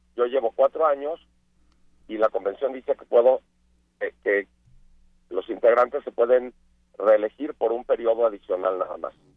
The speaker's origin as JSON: {"language": "Spanish", "country": "Mexico", "said": "yo por ser mexicano"}